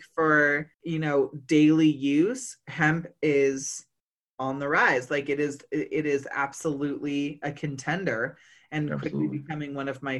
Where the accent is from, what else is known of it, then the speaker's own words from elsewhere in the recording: Humboldt, California, United States; I come from Humboldt.